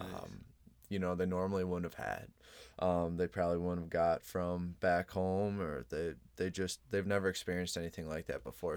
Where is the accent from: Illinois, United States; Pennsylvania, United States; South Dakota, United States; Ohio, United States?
Illinois, United States; Chicago; I'm originally, I'm from Chicago